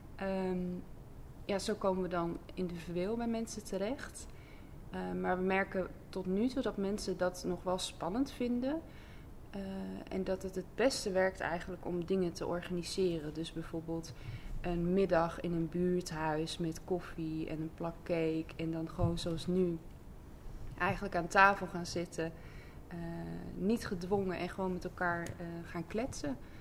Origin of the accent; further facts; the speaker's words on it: Assen, Drenthe, Netherlands; also born or lived in Overijssel; now in Zuidbroek, Netherlands; ik kom oorspronkelijk uit Overijssel. En ehm, heb eigenlijk het grootste deel van mijn jeugd in Assen doorgebracht